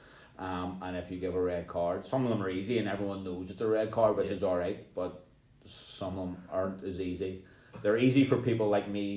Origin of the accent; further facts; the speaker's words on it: Bangor, Northern Ireland, United Kingdom; where are you from? I said, Bangor